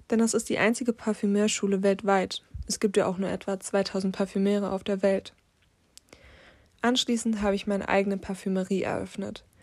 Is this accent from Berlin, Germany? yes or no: yes; Berlin, Germany; Aufgewachsen bin ich in Berlin-Neukölln. Doch dort habe ich es nicht ganz lange ausgehalten.